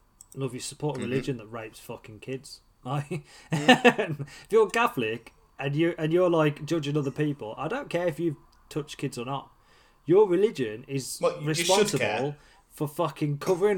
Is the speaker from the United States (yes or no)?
no; Midlands, United Kingdom; I am from the Midlands